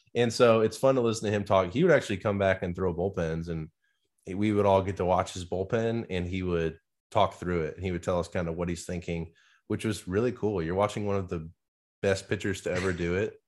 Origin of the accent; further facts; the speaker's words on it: Nebraska, United States; moved away; growing up in Nebraska